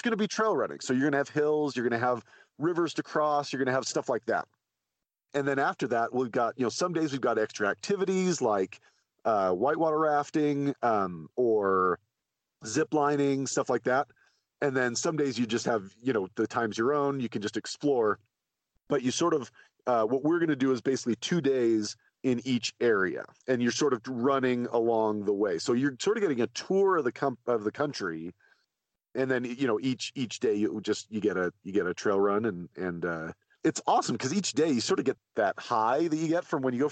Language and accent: English; outside of Zion in Southern Utah, United States; I grew up outside of Zion in Southern Utah